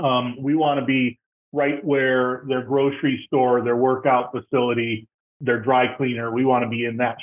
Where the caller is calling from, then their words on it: Tampa, Florida, United States; I am just outside of Tampa in beautiful Florida.